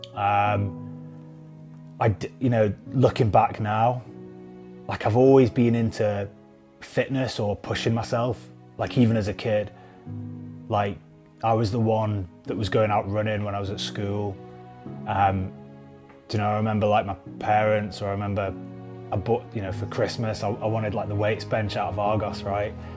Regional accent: Preston, North West England, United Kingdom; I come from Preston

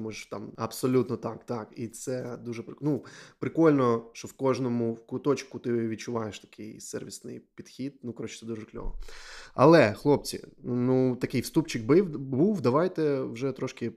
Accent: Donetsk, Donetsk Oblast, Ukraine; я з Донецьку, і у мене війна з 14-го року там

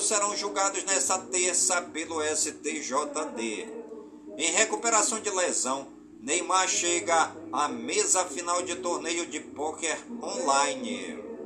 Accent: Careiro da Várzea, Amazonas, Brazil; por todas as comunidades do Careiro da Várzea, minha cidade natal

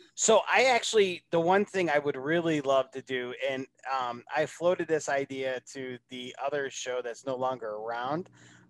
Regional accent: Northeast, United States; I'm a huge Revolutionary War buff because growing up in the Northeast and then going to a military college.

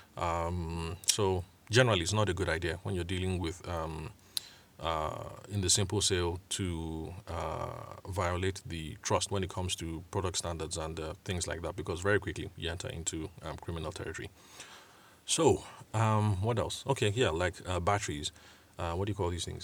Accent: Benue, Nigeria; I'm Tiv from Benue State. Nigeria

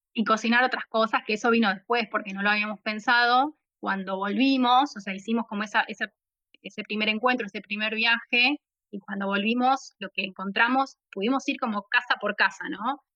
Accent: La Plata, Buenos Aires Province, Argentina; soy de La Plata, la, capital de la provincia de Buenos Aires

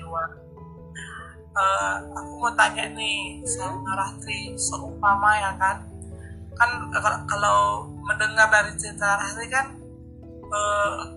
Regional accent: Batak, North Sumatra, Indonesia; accent: Batak; aku dari Batak

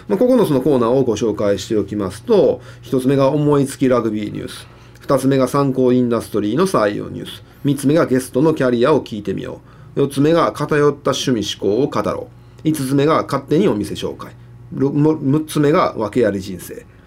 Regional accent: Higashiosaka, Osaka, Japan; 僕、生まれも育ちも東大阪だから。

